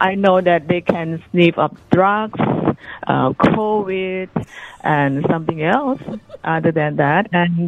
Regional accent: Thailand; English is a second language; now in Perth, Australia; I come from Thailand, so I got a big airport in Bangkok as well.

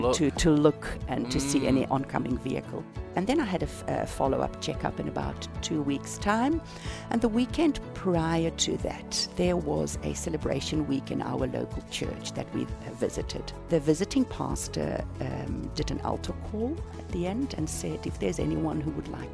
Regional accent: South Africa; accent: South African; my accent in South Africa

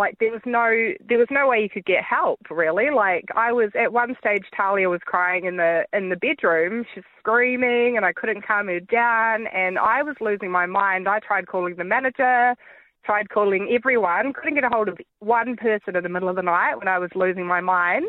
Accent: New Zealand; moved away as an adult; now in Australia; I'm from New Zealand, but I've been living in Australia since 2009.

